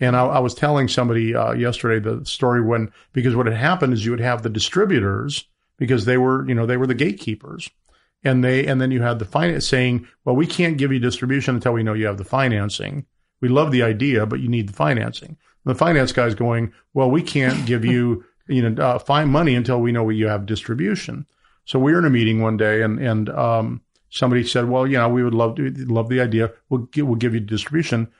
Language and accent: English; Colorado, United States; moved away as an adult; also born or lived in Los Angeles; I was a guy from Colorado